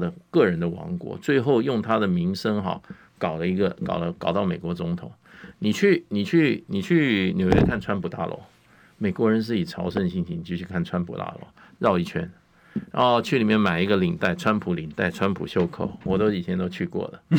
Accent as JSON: {"language": "Chinese", "country": "Taiwan", "said": "跑回跑到台湾，居然跟我们讲要我们全民皆兵，你谁呀你？ 我们台湾人要当不当兵？"}